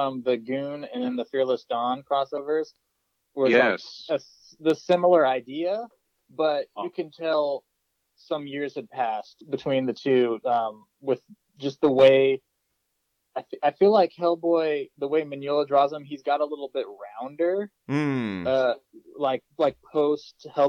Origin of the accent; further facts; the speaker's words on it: near Seattle, Washington, United States; I grew up kind of near Seattle, not in the city itself